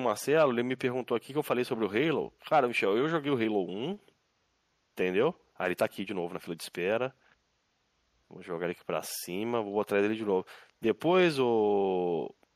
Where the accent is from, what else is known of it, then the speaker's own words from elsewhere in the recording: Minas Gerais, Brazil; moved away; also born or lived in Rio de Janeiro border area; Sou de Minas, mas moro na divisa.